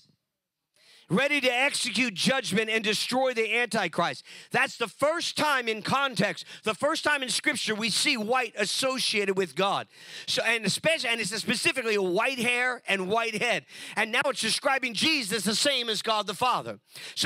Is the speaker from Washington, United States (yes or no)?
no; California, United States; California, my home state